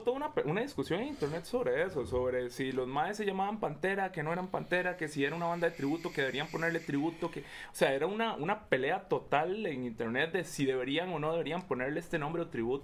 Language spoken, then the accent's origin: Spanish; Costa Rica; nosotros como ticos